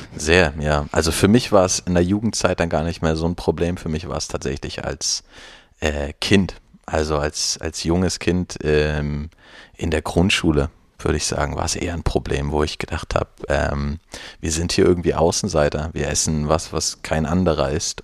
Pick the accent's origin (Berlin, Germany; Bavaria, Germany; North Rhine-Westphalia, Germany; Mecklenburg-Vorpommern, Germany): Mecklenburg-Vorpommern, Germany; ich bin in einer kleinen Stadt ähm, aufgewachsen in Mecklenburg-Vorpommern